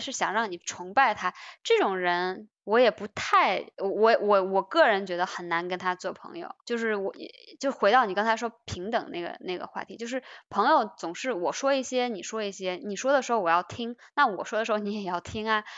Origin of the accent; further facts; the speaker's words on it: China; 我们中国人会比较容易